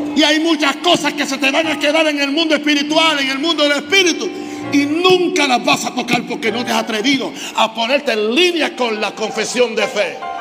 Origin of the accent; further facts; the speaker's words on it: Naguabo, Puerto Rico; Empecé a enseñar en una escuela secundaria en Nahuabo, el pueblo donde yo nací.